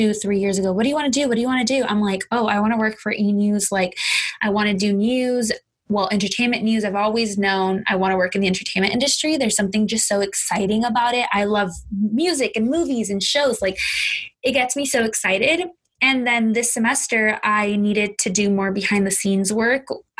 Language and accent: English; Southern California, United States; born and raised in Southern